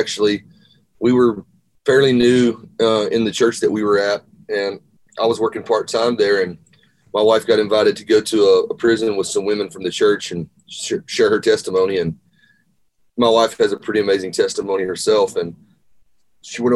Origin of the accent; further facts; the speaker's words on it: Arkansas, United States; moved away as an adult; now in Nashville, United States; I grew up in Arkansas